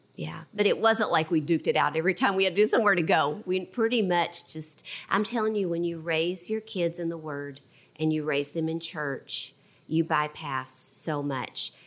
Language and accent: English; Southwest Virginia, United States; I was brought up in Southwest Virginia.